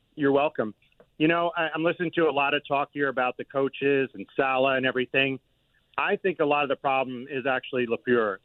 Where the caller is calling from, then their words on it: Larchmont, New York, United States; I'm calling from Larchmont